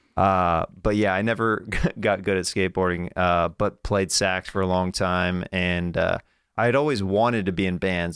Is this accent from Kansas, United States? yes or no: yes; Kansas, United States; I'm from Kansas